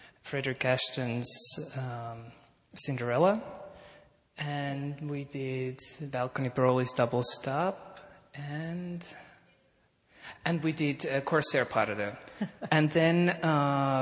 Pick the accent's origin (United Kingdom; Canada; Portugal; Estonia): Estonia; moved away; we performed it in Estonia, my home country.